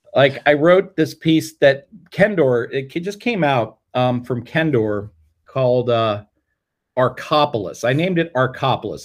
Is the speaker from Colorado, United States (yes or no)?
yes; Colorado, United States; moved away as an adult; also born or lived in Fort Collins, Colorado; now in Ann Arbor, United States; I grew up in Colorado